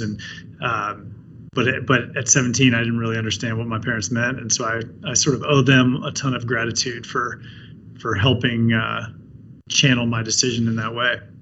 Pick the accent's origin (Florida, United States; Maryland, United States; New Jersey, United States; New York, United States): Maryland, United States; between Baltimore and Washington; I grew up on the East Coast. I grew up between Baltimore and Washington